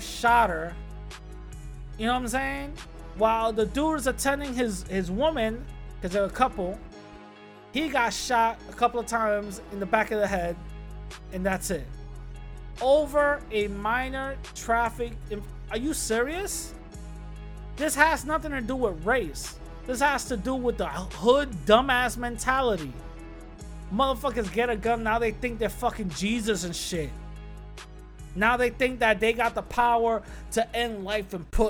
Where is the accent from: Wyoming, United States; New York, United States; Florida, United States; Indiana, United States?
New York, United States; New York City; I grew up in the Bronx